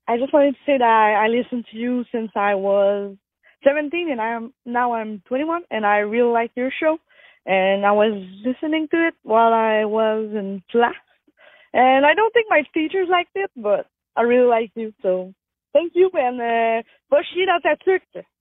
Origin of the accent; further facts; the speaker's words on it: Abitibi, Quebec, Canada; I'm from Abitibi, Quebec.